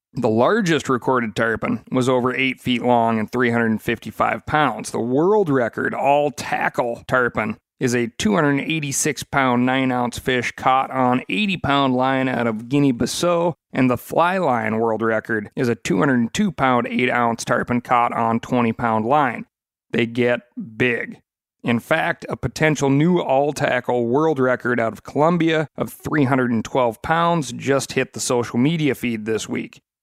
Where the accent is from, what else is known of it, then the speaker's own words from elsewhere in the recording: Montana, United States; moved away; my home state of Montana